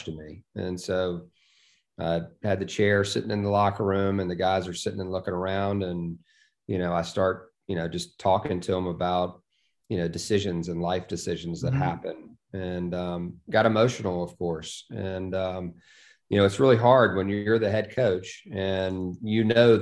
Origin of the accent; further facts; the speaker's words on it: Charlottesville, Virginia, United States; I grew up in University Hall. I mean, I would get home from Venable, you know, elementary school, and, you know, we live right across that bridge